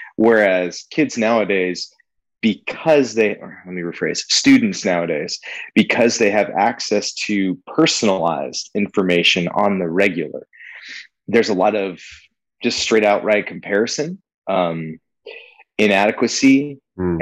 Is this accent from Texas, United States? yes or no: no; California, United States; moved away as an adult; We're both born and raised in California. We moved out here in 2016